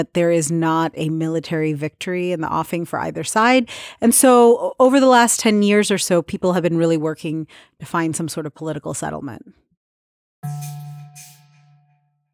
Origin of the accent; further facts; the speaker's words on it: Ohio, United States; also born or lived in Atlanta, Georgia; I was born in Atlanta, Georgia. You could say I'm a Southern peach, but I'm actually grew up in Ohio